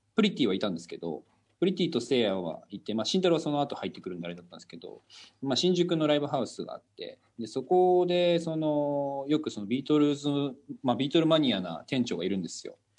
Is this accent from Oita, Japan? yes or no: yes; Oita, Japan; now in Tokyo, Japan; あの僕大分県出身なんですけどこう地元だともう隣の家の人たちとかもみんなこうご近所さんで仲